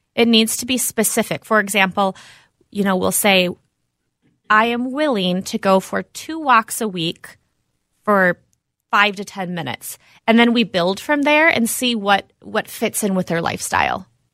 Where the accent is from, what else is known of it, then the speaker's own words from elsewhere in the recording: Minnetonka, Minnesota, United States; I grew up around the area here, out in Minnetonka